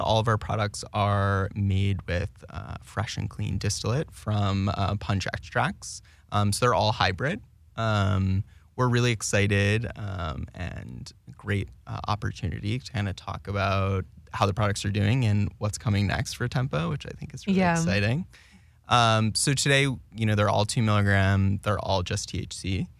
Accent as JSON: {"language": "English", "town": "Plano", "region": "Texas", "country": "United States", "tie": "born or raised there", "said": "I grew up in Plano, Texas, headquarters of Frito-Lay."}